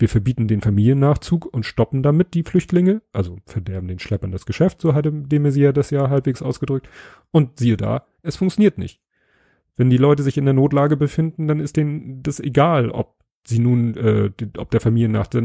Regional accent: Hamburg, Germany; Ich bin Hamburger, das merkt man.

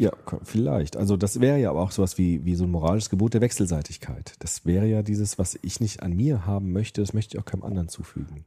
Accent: Germany; Auch wir sind ja die erste Generation im Grunde, die ohne Krieg aufgewachsen ist in Deutschland

